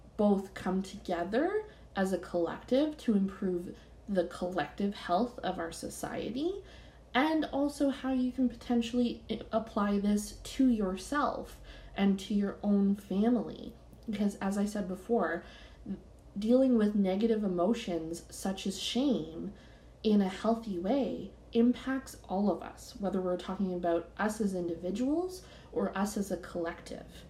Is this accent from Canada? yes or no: yes; Canada; I'm Canadian